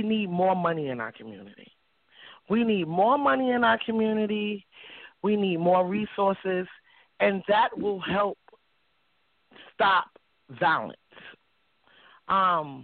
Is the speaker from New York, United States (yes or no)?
yes; New York City, New York, United States; now in Albany, United States; I grew up in Harlem, and I grew up in a small community called East Harlem Triangle